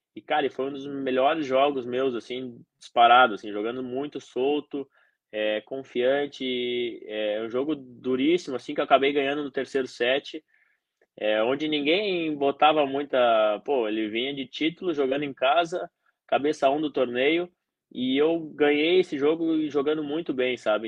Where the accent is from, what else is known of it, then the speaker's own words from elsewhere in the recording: Santa Cruz do Sul, Rio Grande do Sul, Brazil; eu nasci no Rio Grande do Sul, no interior do Rio Grande do Sul, em Santa Cruz do Sul